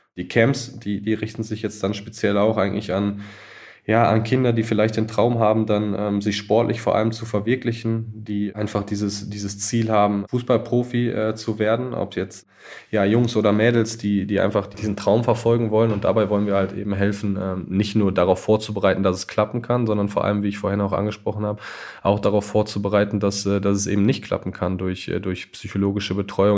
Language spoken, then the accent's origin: German; Germany; moved away; als Deutscher